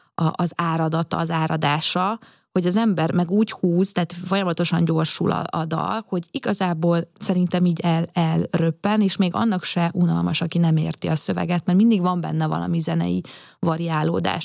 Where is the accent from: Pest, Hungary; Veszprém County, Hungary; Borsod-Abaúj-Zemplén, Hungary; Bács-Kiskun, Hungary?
Pest, Hungary; Szigetcsép; az én gyerekkoromban, amikor Szigetcsében még iszonyatosan nagy, ö, bálok voltak